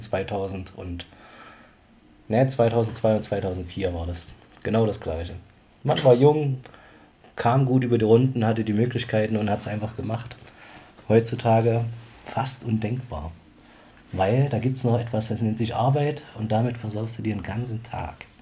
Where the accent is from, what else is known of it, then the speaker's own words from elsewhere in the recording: Bad Blankenburg, Thuringia, Germany; bei uns im Jugendclub saßen in Bad Blankenburg noch, wo ich herkomme